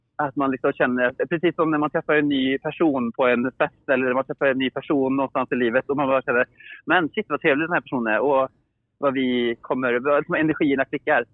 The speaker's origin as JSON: {"language": "Swedish", "town": "Åmål", "region": "Västra Götaland", "country": "Sweden", "said": "jag är från Åmål"}